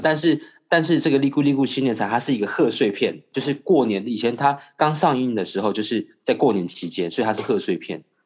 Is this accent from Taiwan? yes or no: yes; Taiwan; 我们家是外省人，那从小在眷村长大